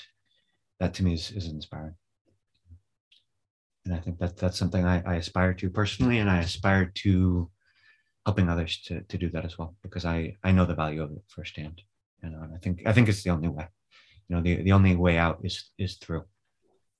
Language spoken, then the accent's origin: English; California, United States; moved away as an adult; also born or lived in Alaska; now in Spain; I grew up in California.